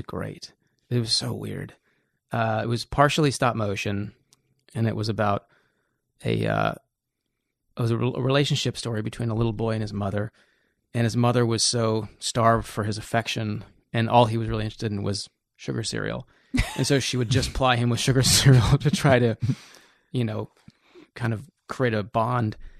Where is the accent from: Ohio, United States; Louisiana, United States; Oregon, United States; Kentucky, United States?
Oregon, United States; Portland; moved away as an adult; I was coming from Portland